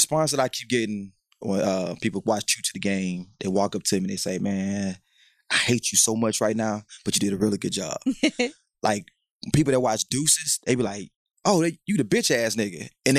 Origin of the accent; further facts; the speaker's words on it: Houston, Texas, United States; I'm from Houston, born and raised.